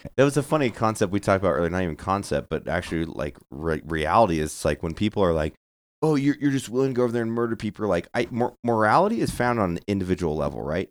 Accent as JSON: {"language": "English", "town": "Santa Barbara", "region": "California", "country": "United States", "said": "I'm from Santa Barbara"}